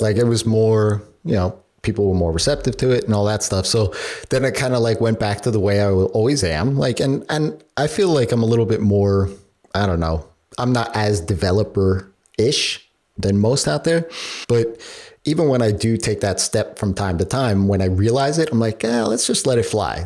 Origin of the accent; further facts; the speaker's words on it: New York, United States; being a New Yorker myself